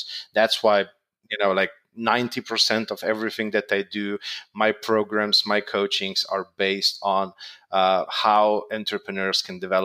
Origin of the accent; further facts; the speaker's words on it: Slovenia; I'm from Slovenia